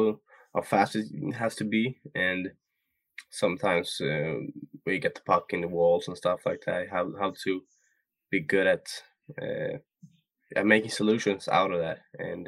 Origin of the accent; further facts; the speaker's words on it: Sweden; So yeah, we're different from Sweden.